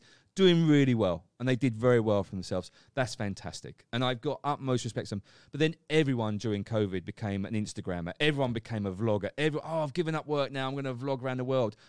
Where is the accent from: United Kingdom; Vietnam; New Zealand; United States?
United Kingdom; Essex, East of England; moved away as an adult; now in Phuket, Thailand; as a kid, growing up in England in Essex.